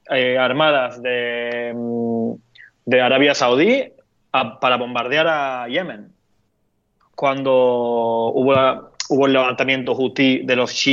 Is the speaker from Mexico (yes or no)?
no; Turkey; Es que soy de Medio Oriente, entonces como estoy muy acostumbrado a usar esa palabra para describir una cantidad bastante amplia de, de países y situaciones.